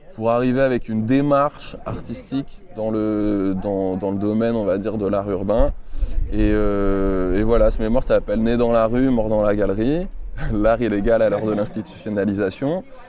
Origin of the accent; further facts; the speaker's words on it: Grenoble, Auvergne-Rhône-Alpes, France; moi je viens de Grenoble. Je viens d'un petit bled, tu vois, pas très loin de la ville